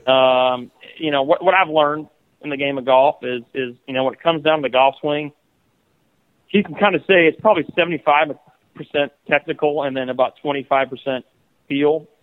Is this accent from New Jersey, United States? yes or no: no; Iowa, United States; growing up in Iowa